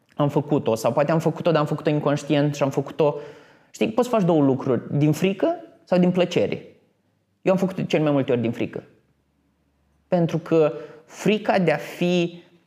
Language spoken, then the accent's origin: Romanian; Botoșani, Botoșani County, Romania; moved away as an adult; also born or lived in Iași; Eram venit din Botoșani